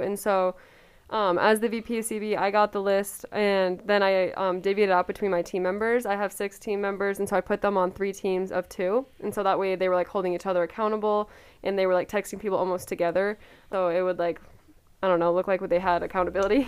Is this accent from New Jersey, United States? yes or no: no; Coeur d'Alene, Idaho, United States; I'm from Coeur d'Alene, Idaho.